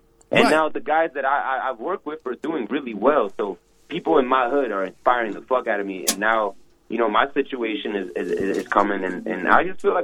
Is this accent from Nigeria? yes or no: no; New York City, New York, United States; I'm from Brooklyn